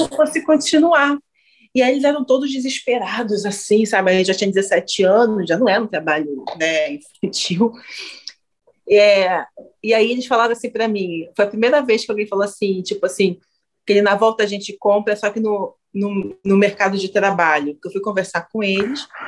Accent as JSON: {"language": "Portuguese", "country": "Brazil", "tie": "born or raised there", "said": "não é que eu vim para cá, eu nasci nesse maldito, maldito"}